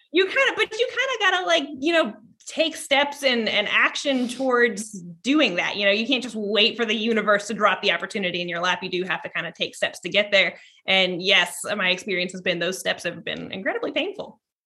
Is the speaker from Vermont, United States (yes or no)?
yes; Vermont, United States; I was born in Ver, in Vermont